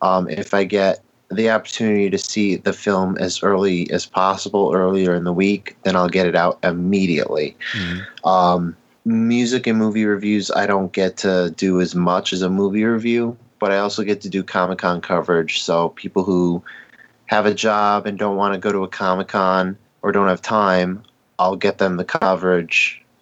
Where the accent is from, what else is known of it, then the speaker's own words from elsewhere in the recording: Connecticut, United States; Born and raised in Connecticut.